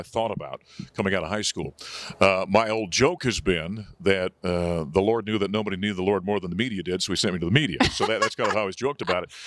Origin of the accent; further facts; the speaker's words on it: North Dakota, United States; moved away as an adult; also born or lived in Syracuse, New York; now in Colorado, United States; So I grew up in a, in a, you know, farming and ranching communities up in North Dakota